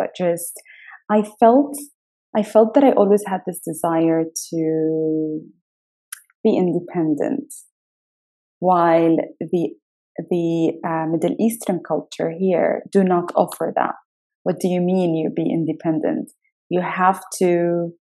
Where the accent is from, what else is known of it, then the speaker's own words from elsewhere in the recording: United Arab Emirates; also born or lived in United Kingdom; I was born in the UK and grew up in the UAE.